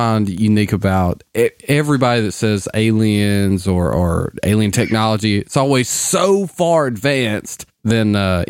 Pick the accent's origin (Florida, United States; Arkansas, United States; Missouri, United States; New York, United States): Arkansas, United States; South